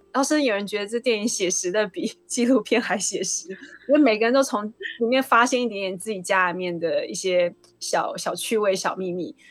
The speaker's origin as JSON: {"language": "Chinese", "country": "Taiwan", "said": "我们台湾人"}